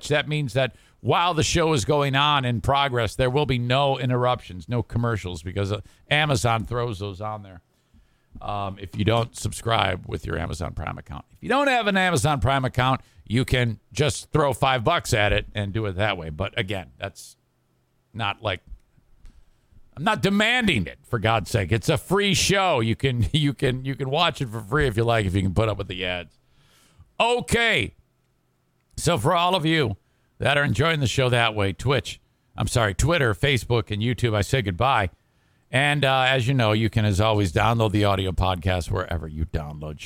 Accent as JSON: {"language": "English", "town": "Detroit", "region": "Michigan", "country": "United States", "tie": "born or raised there", "said": "where I grew up in Detroit"}